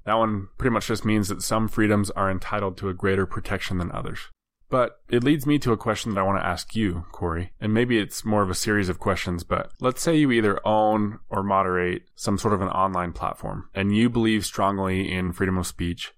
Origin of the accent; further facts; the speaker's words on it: United States; as an American